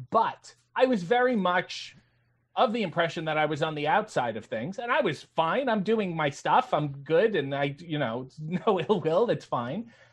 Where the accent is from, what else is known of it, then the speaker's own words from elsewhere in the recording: Canada; I played hockey as most Canadian children did